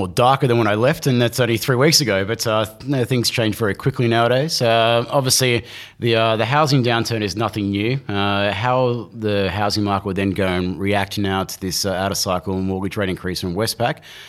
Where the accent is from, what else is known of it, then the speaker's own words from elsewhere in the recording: New Zealand; I was thinking I should maybe tell some of the other people that I'm a Kiwi.